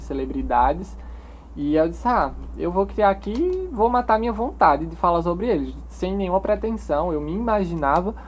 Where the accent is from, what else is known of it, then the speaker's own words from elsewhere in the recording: Cubati, Paraíba, Brazil; moved away as an adult; also born or lived in Campina Grande; now in João Pessoa, Brazil; Nasci em Campina Grande, porém minha vida toda eu morei em Cubati, uma cidadezinha lá do interior da Paraíba